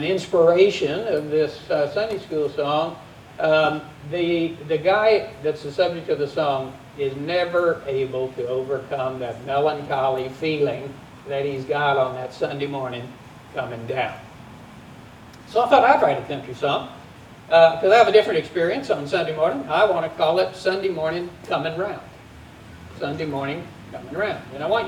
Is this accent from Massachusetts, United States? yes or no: no; Texas, United States; As a Texan